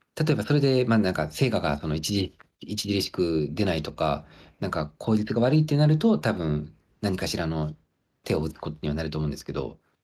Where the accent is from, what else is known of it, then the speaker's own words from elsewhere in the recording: Hokkaido, Japan; moved away as an adult; also born or lived in Aomori / Sendai / Kobe / Kyoto; now in Ishigaki, Japan; 僕はなんかその北海道で、まあ、生まれ育って、で、青森、仙台、神戸で